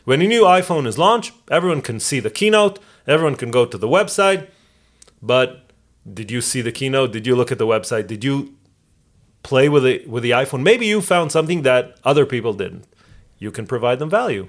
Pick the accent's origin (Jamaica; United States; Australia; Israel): Israel; moved away; I know Hebrew because I grew up in Israel. I know English because I live here